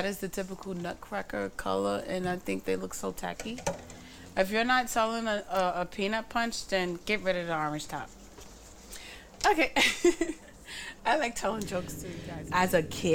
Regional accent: New York City, New York, United States; I grew up in Bushwick too, not just Crown Heights and Bed-Stuy.

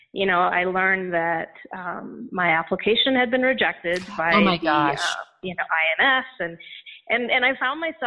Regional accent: India; moved away as an adult; also born or lived in Chennai / Indianapolis, United States; now in United States; I grew up in India. I was born in India, but I always knew that I wanted to come to the U.S. And so when I was 19, I left India and I landed in Indianapolis to go to school.

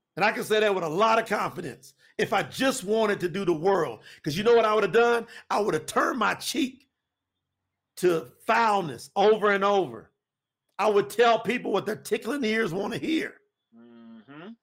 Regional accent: Winchester, Kentucky, United States; now in Florida, United States; my hometown

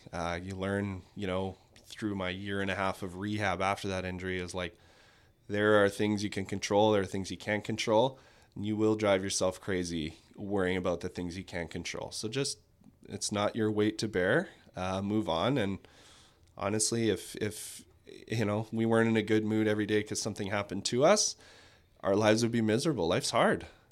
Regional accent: Manitoba, Canada; now in Kelowna, Canada; then was back to Brandon, so I'm from Manitoba.

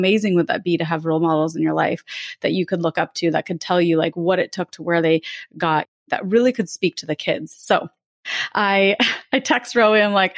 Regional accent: Lake Tahoe, California, United States; I grew up in Lake Tahoe, California.

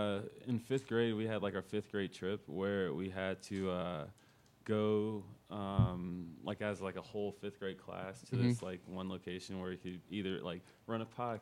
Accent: Indianapolis, Indiana, United States; Born and raised here in Indy.

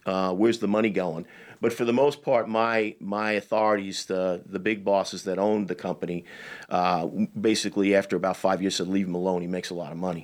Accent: Long Island, New York, United States; moved away as an adult; also born or lived in Manhattan; I'm from Long Island

